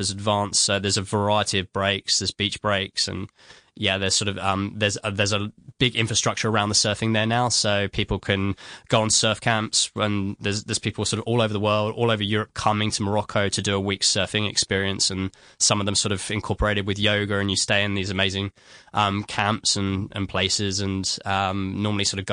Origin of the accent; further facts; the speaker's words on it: London, United Kingdom; now in Sydney, Australia; I'm originally from London